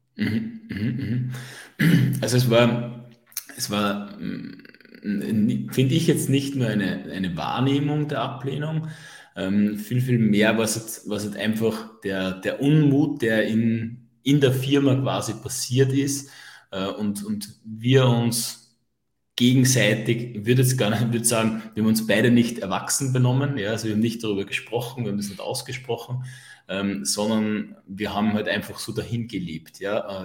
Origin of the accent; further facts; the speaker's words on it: Upper Austria, Austria; bei uns in Oberösterreich sagt man das Sturschädeln dazu